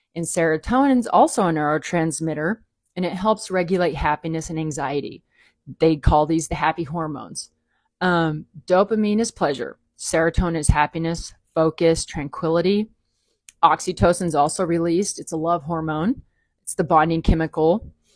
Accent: the South, United States; I grew up in the South

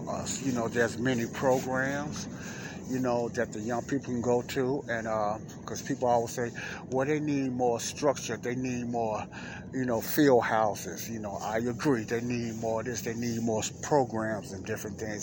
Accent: Chicago, Illinois, United States; me and a lot of other youngsters growing up in Morgan Park and Chicago, Illinois

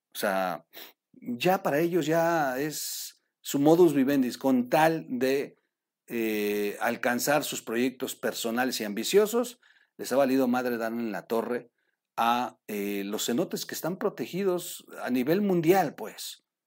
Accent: Mexico; trabajando como tantos mexicanos

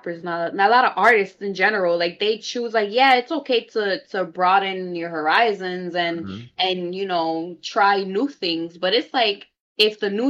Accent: New York City, New York, United States; I'm from the Bronx too

